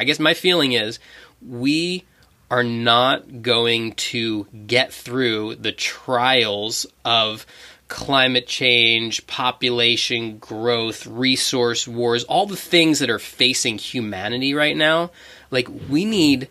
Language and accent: English; United States; We're from America